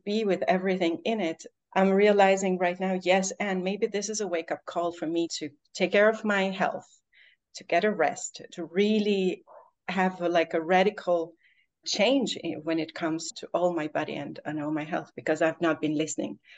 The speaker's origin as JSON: {"language": "English", "country": "Albania", "moved": "yes", "said": "I've also for the last 3 months been living in Albania, in my home country."}